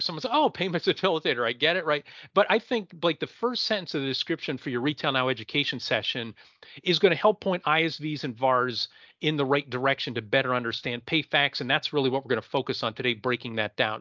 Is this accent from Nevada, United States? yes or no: no; Pennsylvania, United States; I'm from Pennsylvania